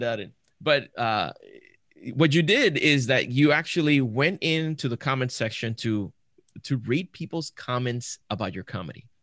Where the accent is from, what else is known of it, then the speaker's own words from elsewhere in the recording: Puerto Rico; I grew up in Puerto Rico